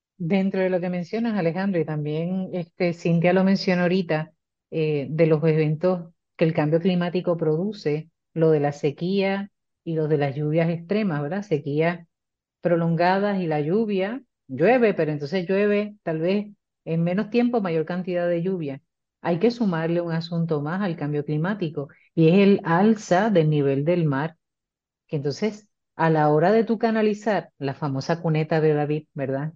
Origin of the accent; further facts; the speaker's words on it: Puerto Rico; somos pueblo puertorriqueño